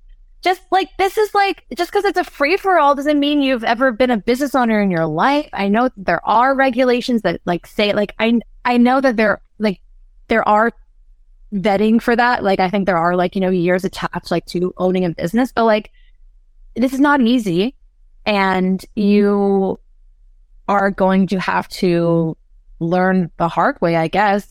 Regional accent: California, United States; moved away; I come from California

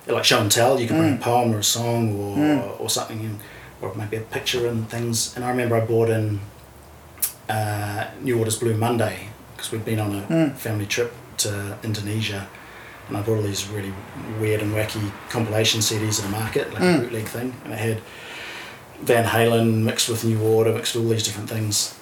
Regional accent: Auckland, New Zealand; moved away as an adult; now in Australia; I'm a born and bred Auckland boy

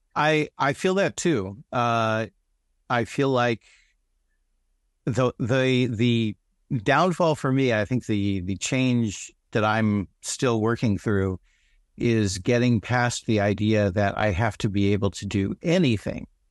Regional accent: United States; I'm an American.

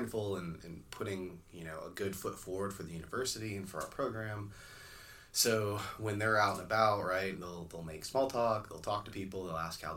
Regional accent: Florida, United States; I grew up in Florida on kind of like a mangrove island kind of deal

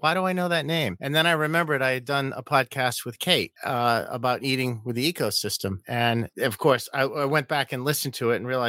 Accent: Rhode Island, United States; I'm from Rhode Island.

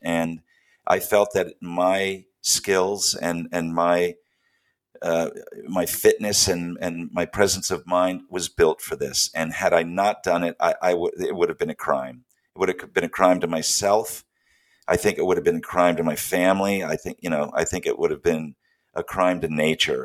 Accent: Steinbeck country, California, United States; I spend a lot of my time growing up in the Steinbeck country

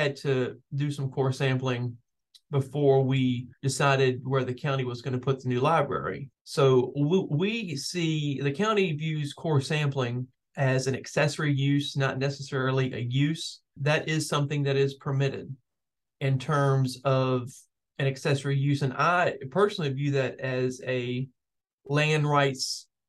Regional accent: Glenmore, Virginia, United States; I grew up in Glenmore, which is right near that community.

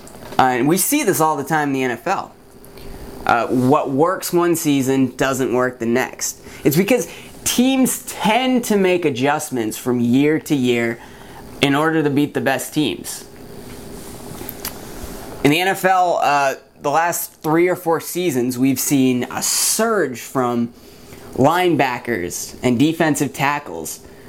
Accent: Maine, United States; now in Los Angeles, United States; I grew up in Maine

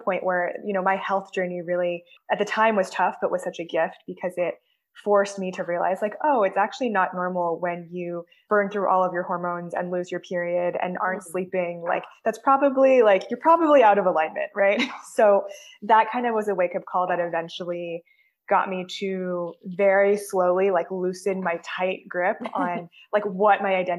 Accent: California, United States; I grew up in California

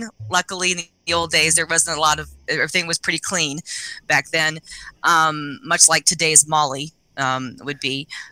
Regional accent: Las Vegas, Nevada, United States; I grew up in Las Vegas back in the about 1989, 1990

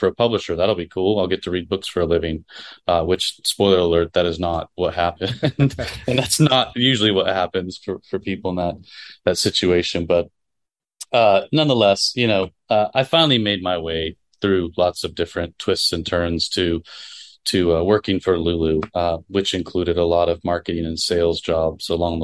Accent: Florida, United States; moved away; I grew up in Florida

